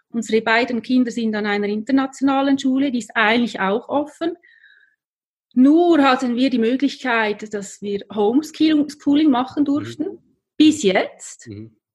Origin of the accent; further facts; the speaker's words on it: Lucerne, Switzerland; Ich stamme aus Luzern, führe seit sechs Jahren eine Kommunikationsagentur. Ähm, ich bin Heimweh-Schweizerin